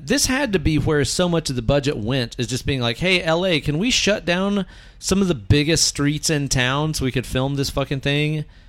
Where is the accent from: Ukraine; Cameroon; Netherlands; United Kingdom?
Netherlands; I'm from Holland.